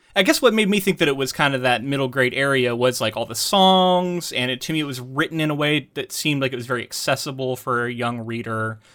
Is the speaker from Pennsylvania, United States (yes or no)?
no; Florida, United States; moved away; I'm from Florida